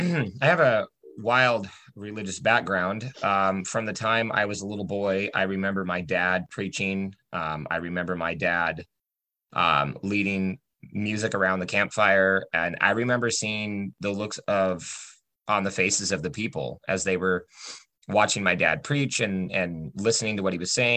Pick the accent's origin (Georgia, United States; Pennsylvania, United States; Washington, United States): Washington, United States; Port Angeles; also born or lived in Oregon; Yes, I was born in Washington, but raised in Oregon for the first 6 to 8 years of my life. Then I lived in Port Angeles, Washington, all the way through about 2004